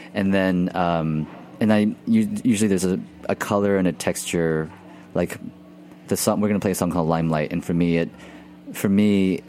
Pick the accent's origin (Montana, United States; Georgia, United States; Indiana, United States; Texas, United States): Texas, United States; Houston; I grew up in Texas, and in Houston, which is about 5 hours outside of New Orleans.